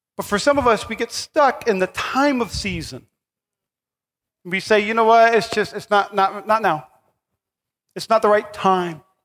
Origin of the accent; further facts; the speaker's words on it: North Dakota, United States; now in Nevada, United States; I'm from North Dakota